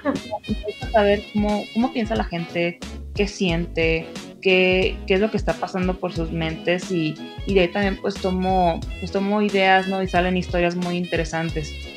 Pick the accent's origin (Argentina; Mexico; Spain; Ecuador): Mexico; Sinaloa; now in Guadalajara, Mexico; yo soy de Sinaloa y me vine aquí a Guadalajara